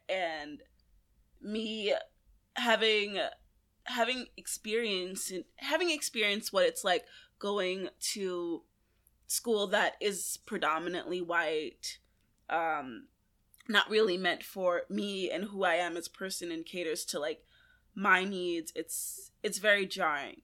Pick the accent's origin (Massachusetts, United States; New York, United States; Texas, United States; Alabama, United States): New York, United States; New York City; growing up in Brooklyn, I grew up in Flatbush